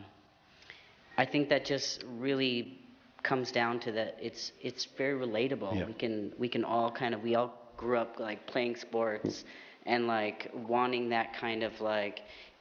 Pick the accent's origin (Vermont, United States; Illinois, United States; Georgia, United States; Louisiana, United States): Vermont, United States; moved away; also born or lived in Trinidad; growing up in Vermont and in Trinidad, like these two crazy, completely different places